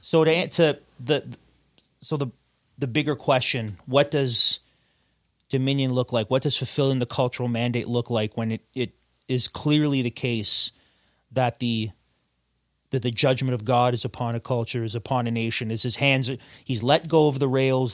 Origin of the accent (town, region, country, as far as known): Canada